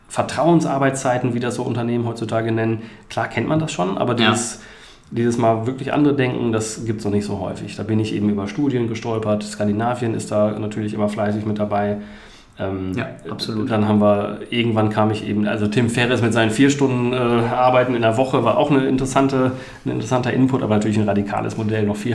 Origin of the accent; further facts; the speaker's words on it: Bielefeld, North Rhine-Westphalia, Germany; 1980 geboren. Ich habe ähm, nach dem Abi hier in Bielefeld, ich bin Bielefelder